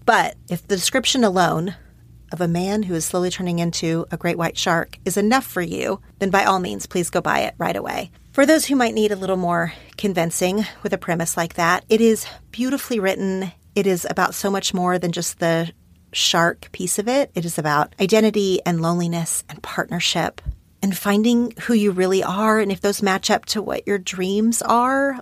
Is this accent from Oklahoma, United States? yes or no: yes; Oklahoma, United States; now in Los Angeles, United States; we're from this same tiny town in Oklahoma